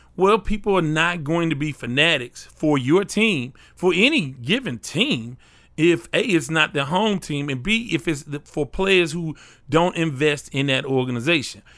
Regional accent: Houston, Texas, United States; I'm a Houstonian

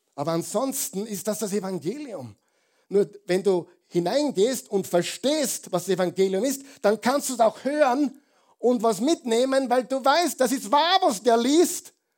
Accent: Austria; Wir sind Österreicher, die meisten von uns

